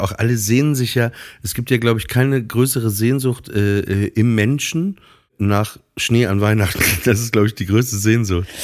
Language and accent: German; Papenburg, Lower Saxony, Germany; moved away as an adult; ich komme ja aus Papenburg